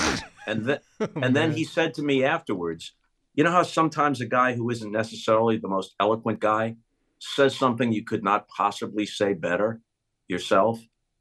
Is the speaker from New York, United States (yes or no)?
yes; Long Island, New York, United States; I grew up on Long Island